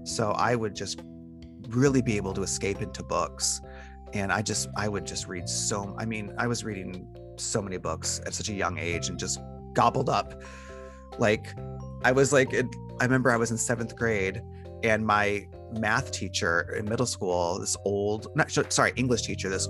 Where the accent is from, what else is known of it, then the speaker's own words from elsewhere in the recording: Detroit, Michigan, United States; now in Portland, United States; I was born and raised in Detroit, very, very poor